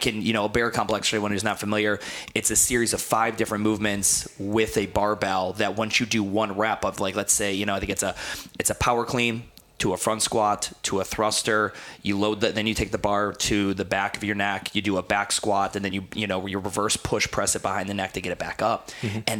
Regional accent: New Jersey, United States; And now I'm a kid from New Jersey, and everyone's like, dude, this kid's going to be probably sick. He's from Jersey.

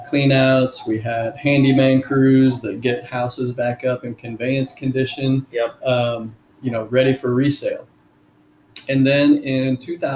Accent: Huntingburg, Indiana, United States; I am originally from Du Bois County.

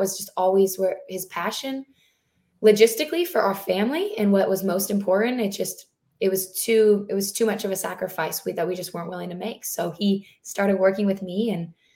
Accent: Southern California, United States; moved away as an adult; also born or lived in upstate New York; I'm actually born and raised in Southern California, but my husband and I lived in upstate New York for about 8 years

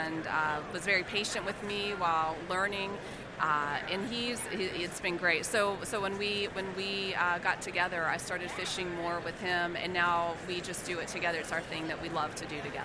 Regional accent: Charleston, South Carolina, United States; also born or lived in West Virginia; he got stationed in Charleston in the late 80s, and we moved there, and I grew up. I that's where I call home.

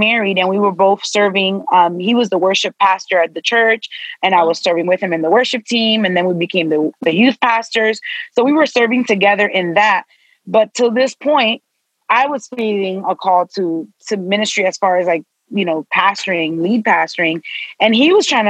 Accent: Miami, Florida, United States; My parents are both Dominican, but I was born and raised in Miami.

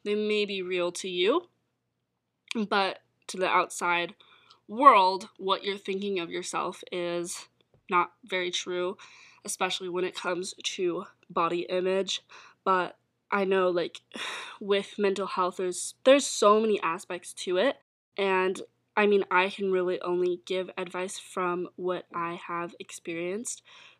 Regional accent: Calgary, Alberta, Canada; Ontario is where I moved to. I was moving from Alberta, and in Calgary, it was a lot more laid back and chill with the rules and restrictions for COVID.

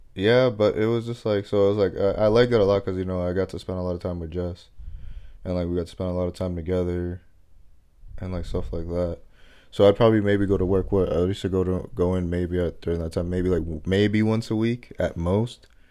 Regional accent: Massachusetts, United States; also born or lived in Dominican Republic; I've always, like, lived in Massachusetts.

